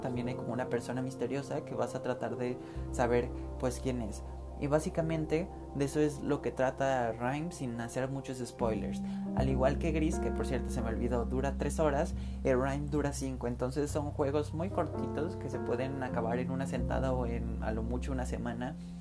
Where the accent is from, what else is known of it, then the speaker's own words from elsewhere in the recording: Mexico; siendo mexicano